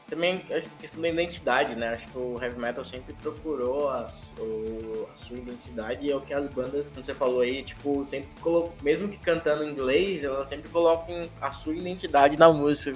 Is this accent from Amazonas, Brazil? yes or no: no; São Paulo, Brazil; Eu, eu, sou de São Paulo, né? Moro aqui hoje